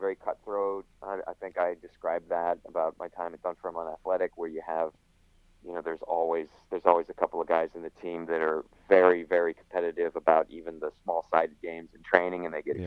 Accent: Florida, United States; moved away as an adult; also born or lived in England; growing up in Florida, ending up at Radford University

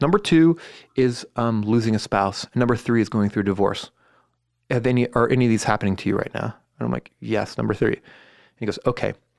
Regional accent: Los Altos, California, United States; I grew up in Los Altos.

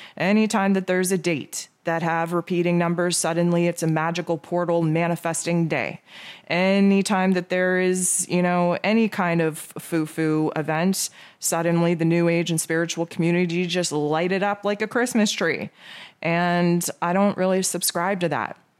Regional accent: Canada; I am Canadian, so Thanksgiving for me was back in October

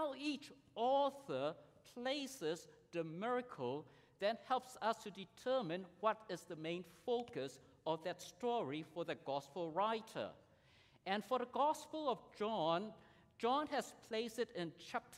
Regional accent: Singapore; I grew up in Singapore in the 70s

